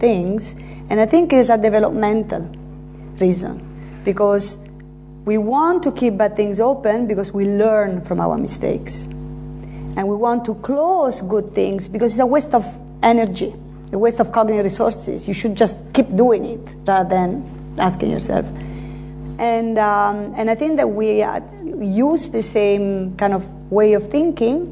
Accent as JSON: {"language": "English", "town": "Terni", "region": "Umbria", "country": "Italy", "tie": "born or raised there", "also_born_or_lived": "United States", "second_language": "English", "moved": "as an adult", "lives_now": "London, United Kingdom", "said": "my hometown, Terni, in Italy."}